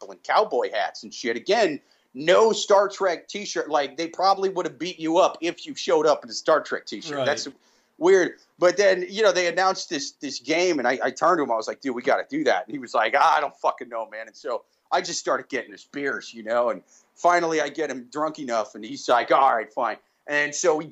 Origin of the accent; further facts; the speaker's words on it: Iowa City, Iowa, United States; I grew up in Iowa City. I've lived in the city my whole life.